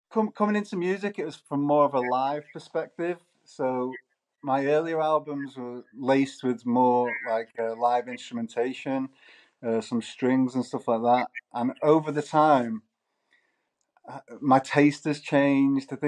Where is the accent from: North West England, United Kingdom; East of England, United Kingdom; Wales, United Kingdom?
North West England, United Kingdom; Manchester; well, Manchester? Manchester's got like a lot of musical heritage, you know, like